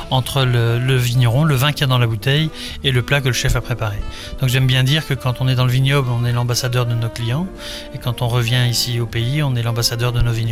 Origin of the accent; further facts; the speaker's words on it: France; moved away; also born or lived in Belgium; moi je suis français et Aristide est belge.